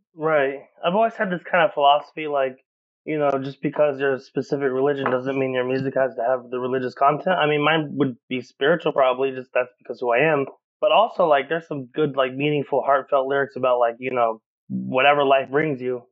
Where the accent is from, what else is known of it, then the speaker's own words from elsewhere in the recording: Oklahoma, United States; moved away as an adult; now in Chicago, United States; I was raised Southern Baptist in Oklahoma.